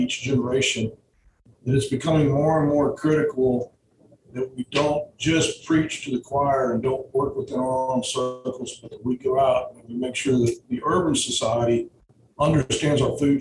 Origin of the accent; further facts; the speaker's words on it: Uvalde, Texas, United States; now in San Antonio, United States; I was born out in Uvalde, so I'm very familiar with the area